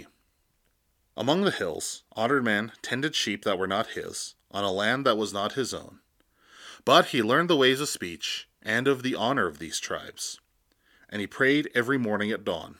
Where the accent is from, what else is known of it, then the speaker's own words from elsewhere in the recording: United States; I am from the Sechangu Lakota.